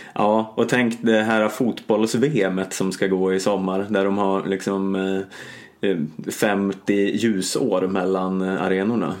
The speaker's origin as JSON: {"language": "Swedish", "town": "Stockholm", "region": "Stockholm County", "country": "Sweden", "said": "som Stockholmsbo"}